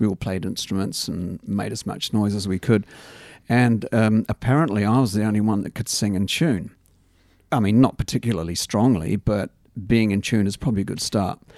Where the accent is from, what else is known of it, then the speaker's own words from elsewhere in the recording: England, United Kingdom; also born or lived in Australia; now in Christchurch, New Zealand; growing up in England